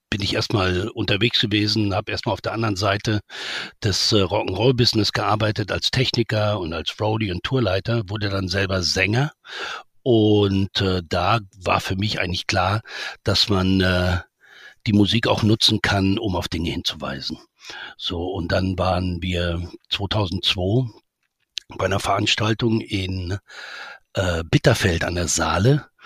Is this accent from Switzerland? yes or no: no; Saudi Arabia; also born or lived in Nigeria / Bavaria, Germany; ich bin als kleiner Junge in Saudi-Arabien, Nigeria aufgewachsen und ich, ich erinnere mich, als ich mit ich glaube 13 oder so, nach Bayern zurückkam